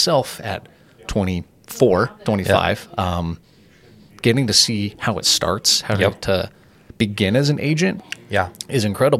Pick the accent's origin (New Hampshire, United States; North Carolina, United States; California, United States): California, United States; Murrieta; also born or lived in Wildomar / Temecula; So I'm born here. I'm 25 years old. I was just born up in Wildomar. So my parents lived in Murrieta. They still do for my entire life. Up until I got married, I didn't live outside of Murrieta.